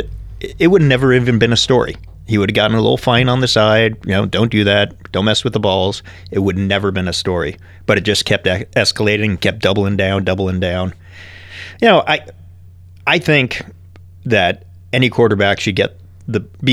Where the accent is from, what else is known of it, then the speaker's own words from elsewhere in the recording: New York, United States; I was born in New York